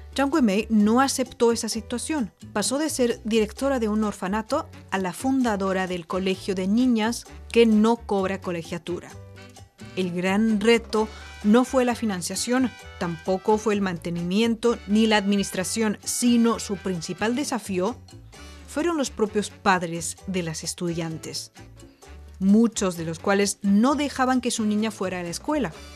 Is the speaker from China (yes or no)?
yes; China; aquí en mi país